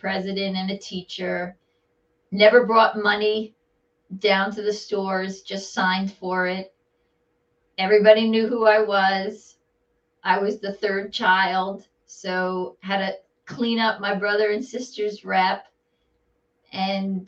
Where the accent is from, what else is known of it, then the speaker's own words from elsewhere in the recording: Bergen County, New Jersey, United States; also born or lived in New York City; I'm a true Jersey girl